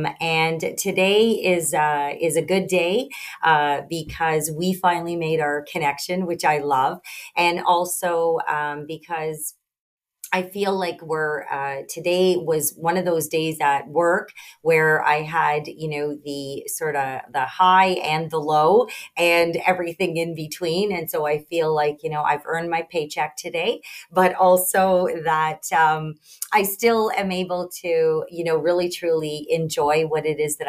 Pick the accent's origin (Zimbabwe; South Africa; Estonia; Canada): Canada; Sault Ste. Marie, Ontario; I did a contest, and I won in my local, in my hometown, Sault Ste. Marie, and we had a winter carnival.